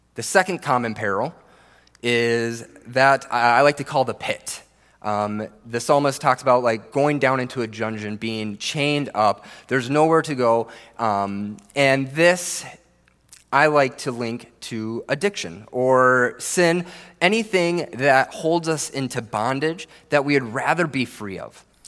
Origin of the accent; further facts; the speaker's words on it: Minnesota, United States; I grew up here in Minnesota, the land of ten thousand lakes